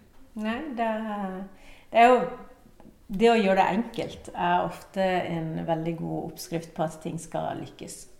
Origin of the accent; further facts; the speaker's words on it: Uruguay; also born or lived in Cuba; now in Norway; der jeg kommer fra Uruguay